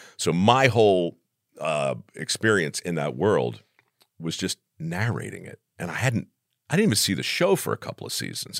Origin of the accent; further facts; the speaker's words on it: Baltimore, Maryland, United States; moved away; I grew up in Baltimore